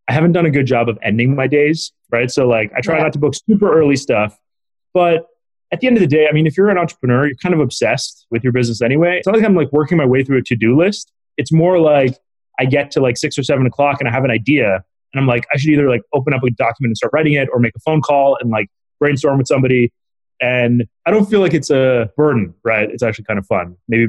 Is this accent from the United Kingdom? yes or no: no; Canada; also born or lived in India / Chicago; And I was born in India. My parents moved to Chicago actually for a couple of years on a visa, and then we couldn't stay in the U.S. after my dad's like, you know, 3 years was up. And so we either had to move back to India or move somewhere else. So we ended up moving to Canada